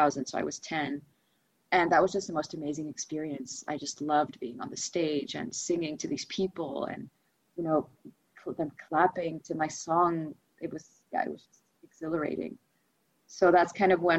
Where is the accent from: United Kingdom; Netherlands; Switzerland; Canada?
Netherlands; Amsterdam, North Holland; first language Russian; English is a second language; I'm Dutch. I was born and raised in Amsterdam, but I also spoke Russian as my first language